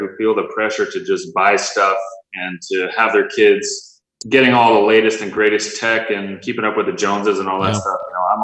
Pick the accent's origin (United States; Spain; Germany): United States; Southern California; I'm a father of five, happily married almost 20 years now, born and raised in Southern California